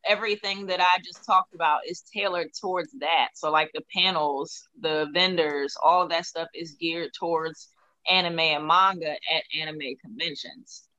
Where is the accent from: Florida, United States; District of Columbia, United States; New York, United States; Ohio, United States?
District of Columbia, United States; Washington; How do I not have a DC accent? I'm from here.